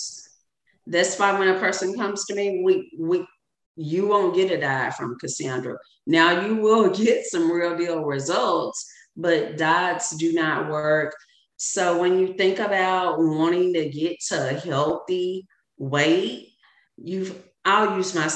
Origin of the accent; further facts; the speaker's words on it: Arkansas, United States; I'm a Southern woman. I'm from Arkansas.